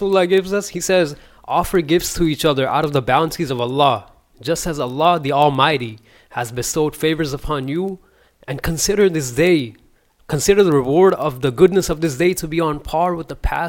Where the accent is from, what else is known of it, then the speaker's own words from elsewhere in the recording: Pakistan; I'm from Pakistan